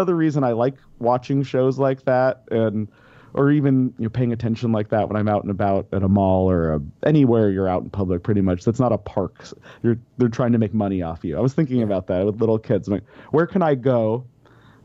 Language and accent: English; Denver, Colorado, United States; moved away as an adult; I grew up in Denver. I was in Colorado about 25 years